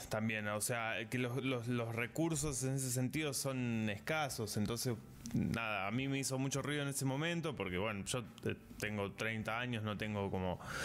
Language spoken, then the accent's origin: Spanish; Sierras Chicas, Córdoba, Argentina; now in Córdoba, Argentina; vivo en la ciudad de Córdoba, soy originalmente de Sierras Chicas